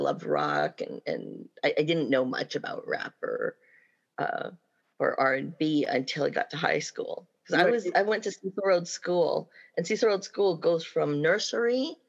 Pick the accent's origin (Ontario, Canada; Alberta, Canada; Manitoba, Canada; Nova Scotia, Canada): Manitoba, Canada; Winnipeg; I was born in Manitoba in Winnipeg.